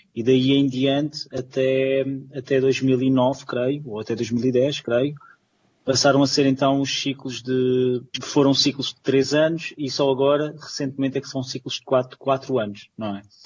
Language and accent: Portuguese; Madeira, Portugal; moved away; eu venho da Madeira